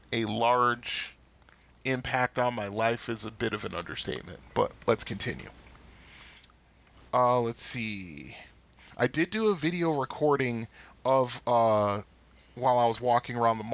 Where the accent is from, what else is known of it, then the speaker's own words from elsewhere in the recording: Bridgeport, Connecticut, United States; moved away as an adult; now in Michigan, United States; over to the east end of Bridgeport where I used to live